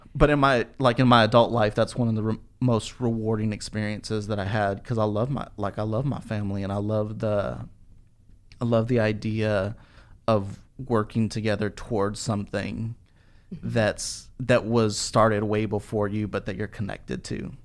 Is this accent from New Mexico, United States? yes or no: yes; Albuquerque, New Mexico, United States; moved away as an adult; now in Dallas, United States; when I graduated high school, I moved from Albuquerque to, to Dallas